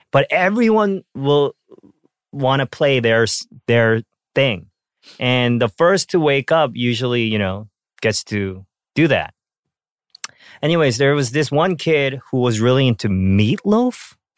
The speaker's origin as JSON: {"language": "English", "country": "Canada", "tie": "born or raised there", "said": "when I, um, was growing up in Canada, uh, I think I was, like, twelve, thirteen"}